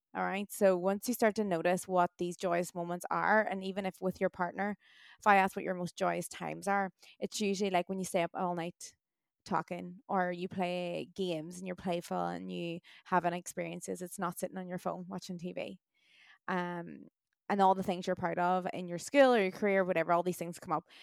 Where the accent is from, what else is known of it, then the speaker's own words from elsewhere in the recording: Ireland; also born or lived in Australia; us Irish